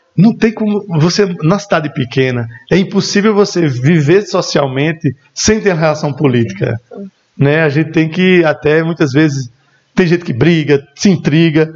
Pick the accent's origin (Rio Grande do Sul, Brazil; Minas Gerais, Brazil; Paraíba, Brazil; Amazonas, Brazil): Paraíba, Brazil; Esperança; also born or lived in Remígio, Brazil / Bahia, Brazil; Eu, eu nasci aqui em Esperança, na maternidade São Francisco de Assis, e sempre morei mesmo na divisa. Então, eu sou uma banda Esperança e uma banda Remígio